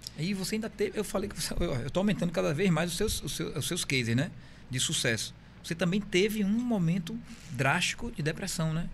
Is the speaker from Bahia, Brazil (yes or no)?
yes; Bahia, Brazil; moved away as an adult; Eu sou baiano, mas há 20 anos eu moro aqui